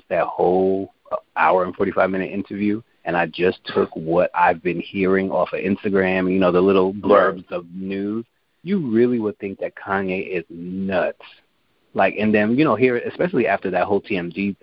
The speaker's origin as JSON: {"language": "English", "region": "New York", "country": "United States", "said": "I was from New York"}